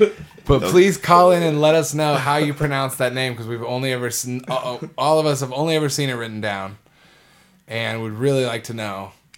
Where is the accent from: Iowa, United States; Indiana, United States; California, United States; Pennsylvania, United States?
Iowa, United States; Iowa City; now in Austin, United States; in my hometown of Iowa City.